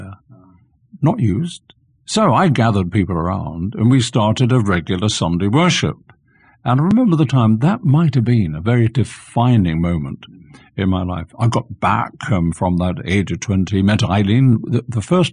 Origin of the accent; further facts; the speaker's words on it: London, United Kingdom; accent: Cockney; also born or lived in Salisbury, Wiltshire; I was born in the East End of London. That makes me a true Cockney.